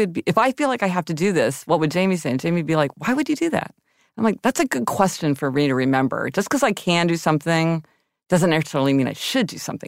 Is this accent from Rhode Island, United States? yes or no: no; Missouri, United States; Okay, I'm from Missouri.